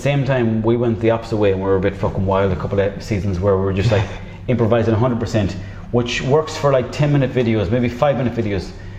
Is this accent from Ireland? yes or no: yes; Mayo, Connacht, Ireland; I'm from Mayo myself.